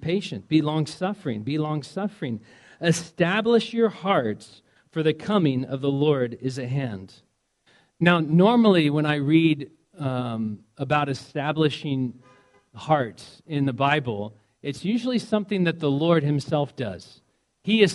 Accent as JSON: {"language": "English", "region": "Indiana", "country": "United States", "moved": "yes", "said": "I'm from Indiana originally"}